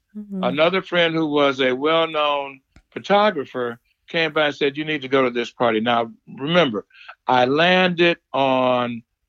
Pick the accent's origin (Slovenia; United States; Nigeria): United States; Detroit, Michigan; moved away as an adult; from, she said, "Where are you from?" I said, "Detroit."